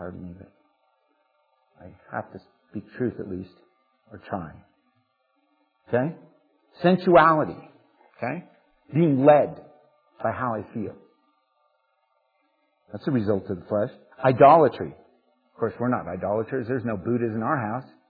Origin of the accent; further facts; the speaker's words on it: United States; especially as Americans, but as American Christians and as churchgoers